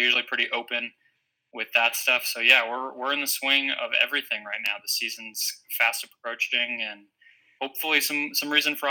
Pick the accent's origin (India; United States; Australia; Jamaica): United States; Phoenix, Arizona; I'm born and raised in Phoenix